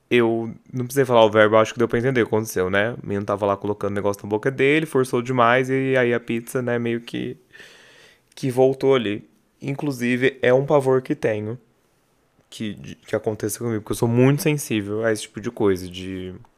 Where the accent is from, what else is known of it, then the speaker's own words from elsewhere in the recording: Barretos, São Paulo, Brazil; Sou de Barreto, já cansei de falar mil vezes que Barreto não tinha o que fazer